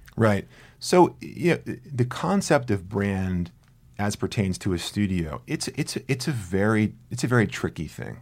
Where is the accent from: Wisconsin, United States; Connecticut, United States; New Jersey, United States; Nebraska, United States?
New Jersey, United States; moved away; I grew up near New York, but I grew up in Jersey, you know, deepest, deepest Jersey